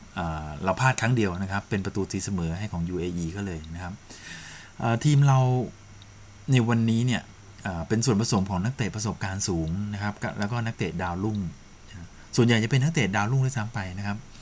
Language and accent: Thai; Sukhothai, Thailand; now in Chiang Rai, Thailand; บ้านเกิดผมเป็นคนสุโขทัยแต่ตอนนี้มีครอบครัวอยู่ที่เชียงรายนะครับ